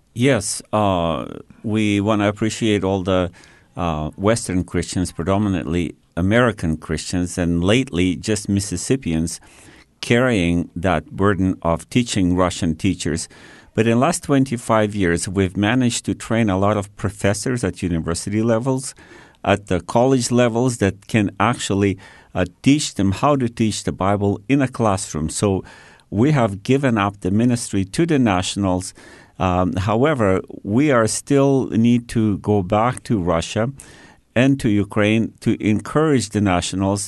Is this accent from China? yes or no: yes; China; also born or lived in Australia; now in Canada; I was born and raised in Red China